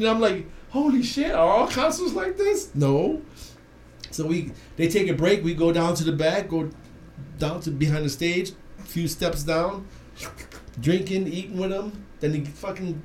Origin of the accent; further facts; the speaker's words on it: Cleveland, Ohio, United States; now in Phoenix, United States; I'm originally from Cleveland, the rock and roll city